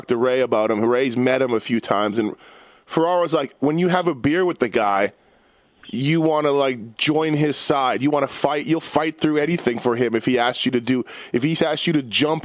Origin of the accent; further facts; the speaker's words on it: Canada; now in United States; I'm Canadian